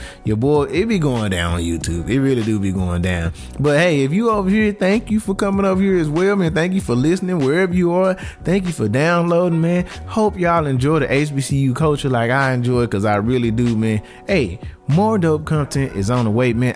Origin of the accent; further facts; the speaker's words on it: Dallas, Texas, United States; I'm from Dallas